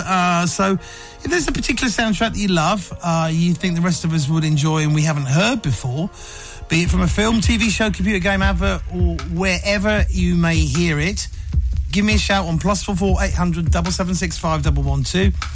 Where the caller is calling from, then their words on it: Denver, Colorado, United States; I'm calling you from Denver, Colorado